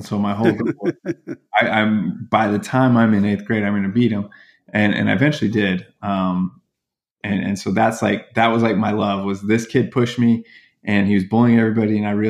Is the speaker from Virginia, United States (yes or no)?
yes; Virginia, United States; So I always consider Virginia. And so my closest friendships are the kids I grew up with in Virginia.